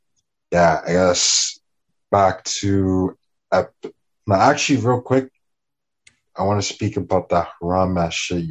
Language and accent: English; Miami, Florida, United States; also born or lived in Jamaica / Kendall; so I'm half Jamaican, half Black American. I was born in Miami. You feel me? I spent a lot of my childhood though in Jamaica. You know what I'm saying? So if you hear the quote unquote Toronto accent, it's probably because you hear like Hispanic Miami